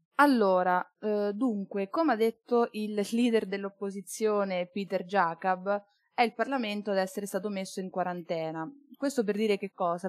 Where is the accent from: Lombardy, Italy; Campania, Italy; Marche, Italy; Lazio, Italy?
Marche, Italy; moved away as an adult; now in Bologna, Italy; Io studio giurisprudenza a Bologna, ma sono marchigiana